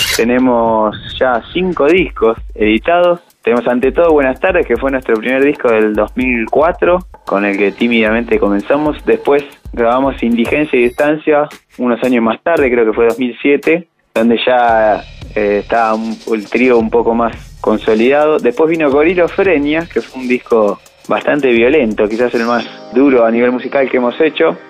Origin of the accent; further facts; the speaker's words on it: Mar del Plata, Buenos Aires Province, Argentina; Les mando un abrazo a través del éter desde Mar del Plata, mi ciudad natal